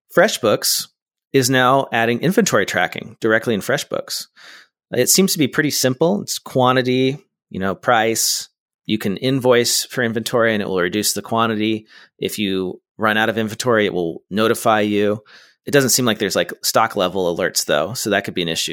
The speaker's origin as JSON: {"language": "English", "region": "California", "country": "United States", "said": "as a Californian"}